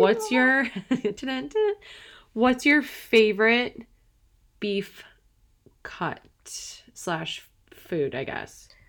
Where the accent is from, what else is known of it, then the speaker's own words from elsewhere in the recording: Madison, Wisconsin, United States; moved away; I'm originally from Wisconsin.